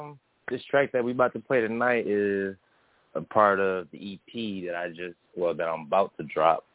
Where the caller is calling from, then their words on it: Detroit, Michigan, United States; I'm calling from Detroit.